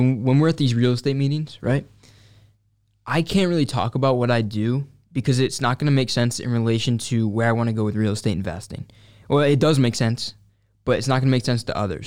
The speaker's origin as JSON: {"language": "English", "town": "Syracuse", "region": "New York", "country": "United States", "tie": "born or raised there", "said": "I grew up right here in, uh, Syracuse."}